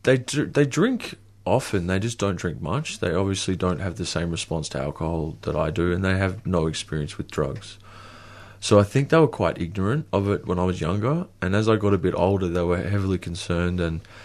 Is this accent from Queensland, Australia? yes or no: yes; Queensland, Australia; So I was actually from Queensland. I think I thought that if I went back to a place where I'd felt home, that I would be home.